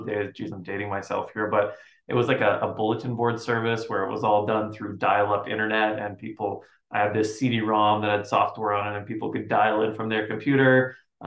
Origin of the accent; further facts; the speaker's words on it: Winnipeg, Manitoba, Canada; moved away as an adult; also born or lived in Poland; I was born in Poland. Poland, and then we immigrated to Winnipeg, which is where I lived for about 25 years with my folks